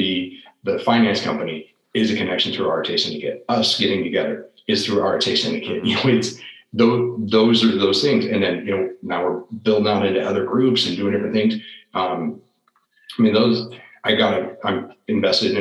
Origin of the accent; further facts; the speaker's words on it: the Northwest, Pacific Northwest, United States; moved away as an adult; also born or lived in Washington; now in Florida, United States; I grew up in the Northwest and my wife grew up in Alaska